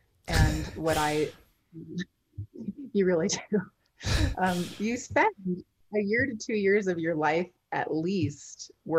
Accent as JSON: {"language": "English", "country": "Canada", "also_born_or_lived": "London", "said": "Well, I'm Canadian. Sort of grew up all over the place."}